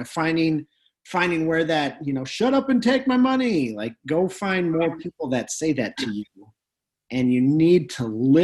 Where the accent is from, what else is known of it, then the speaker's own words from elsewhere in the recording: North Dakota, United States; we're from North Dakota where everything is nice